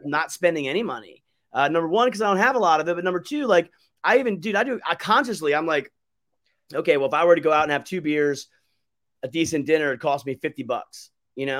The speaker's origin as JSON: {"language": "English", "country": "United States", "said": "as an American that loves my country as a veteran"}